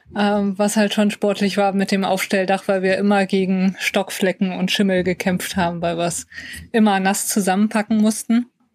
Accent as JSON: {"language": "German", "region": "North Rhine-Westphalia", "country": "Germany", "said": "wir kommen aus NRW"}